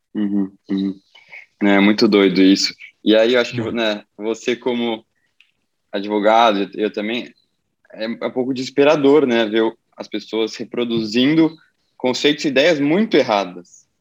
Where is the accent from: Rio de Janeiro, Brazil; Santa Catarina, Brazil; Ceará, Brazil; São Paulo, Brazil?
São Paulo, Brazil; nasci em São Paulo, cresci em São Paulo